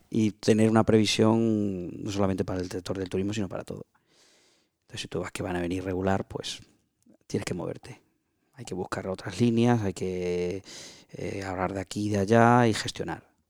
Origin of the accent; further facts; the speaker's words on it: Extremadura, Spain; empresario extremeño